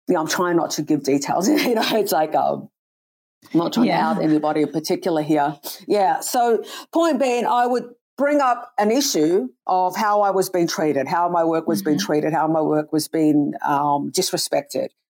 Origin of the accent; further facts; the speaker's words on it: Sydney, New South Wales, Australia; moved away as an adult; also born or lived in New York / Canada; I'm from Sydney originally.